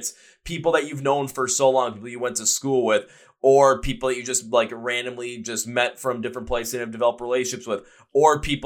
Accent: Milwaukee, Wisconsin, United States; I'm from the States. Like, I'm what city? I'm from Milwaukee

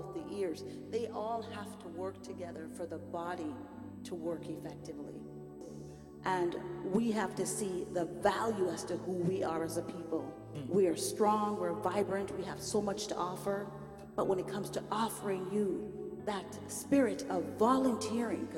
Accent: Jamaica; moved away; We have a saying back home. I'm Jamaican

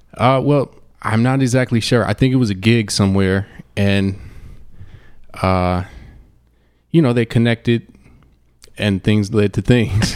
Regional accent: Cleveland, Ohio, United States; moved away as an adult; now in Phoenix, United States; I come from Cleveland, Ohio

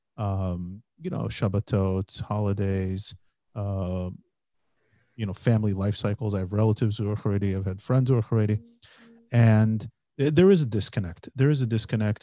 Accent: United States; born or raised there; now in Israel

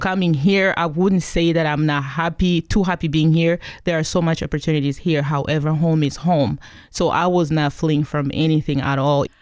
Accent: DR Congo; also born or lived in Kigali, Rwanda; now in Pacific Northwest, United States; I came here from the Congo, formerly known as Zaire, um, back in nineteen ninety-six

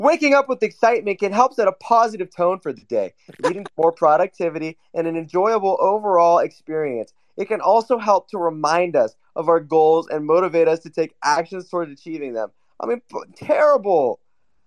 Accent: Newcastle upon Tyne, North East England, United Kingdom; I'm from Newcastle

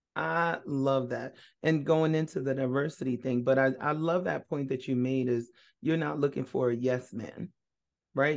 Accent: North Carolina, United States; also born or lived in Brooklyn, New York; living in North Carolina? That's where I grew up.

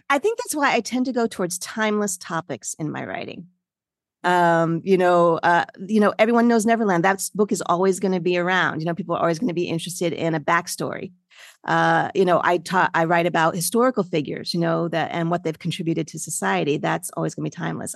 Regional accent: Freehold, New Jersey, United States; moved away as an adult; also born or lived in New York City; now in South Florida, United States; I grew up first in New York City and then in a suburb in New Jersey, Freehold, New Jersey

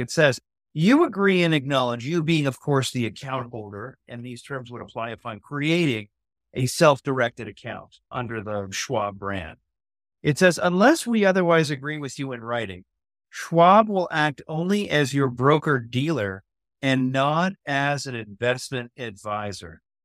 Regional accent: Canada; As a Canadian

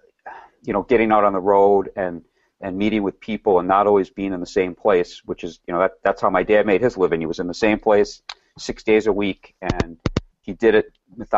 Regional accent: Milwaukee, Wisconsin, United States; also born or lived in Rochester

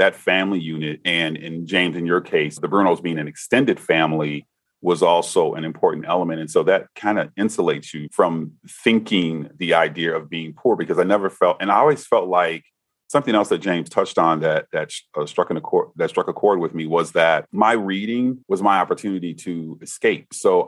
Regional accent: Bahamas; I'm from the Bahamas

